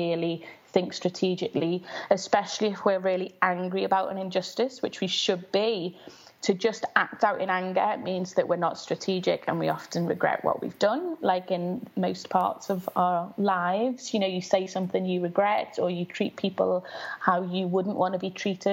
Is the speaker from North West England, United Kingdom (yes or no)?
yes; Liverpool, North West England, United Kingdom; I grew up in West Everton, which is a very low-income area in Liverpool, in the 80s